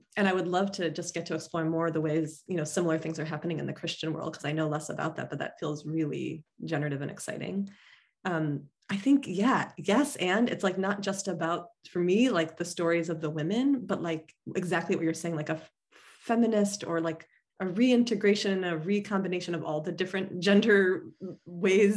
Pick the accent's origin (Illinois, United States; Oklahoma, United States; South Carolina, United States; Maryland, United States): Illinois, United States; Chicago suburb; moved away; the synagogue I grew up at in the Chicago suburb